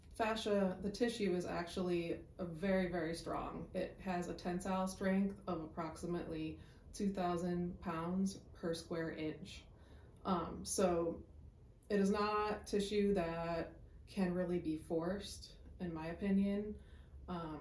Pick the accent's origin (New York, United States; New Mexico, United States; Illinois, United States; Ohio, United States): Illinois, United States; Chicago; I'm from Chicago, went to Chicago State University